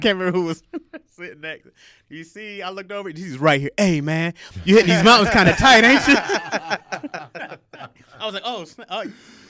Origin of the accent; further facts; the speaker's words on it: Midwest, United States; now in Los Angeles, United States; And that's just growing up in, you know, growing up in the Midwest.